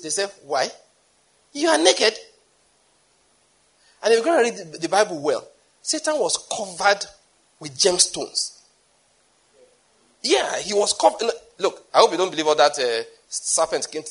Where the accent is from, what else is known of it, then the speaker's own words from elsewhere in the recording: Nigeria; I'm a Nigerian